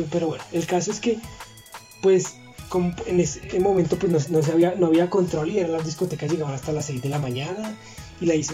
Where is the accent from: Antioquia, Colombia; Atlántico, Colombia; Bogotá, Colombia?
Bogotá, Colombia; Como tú sabes, pues yo soy de aquí de Bogotá.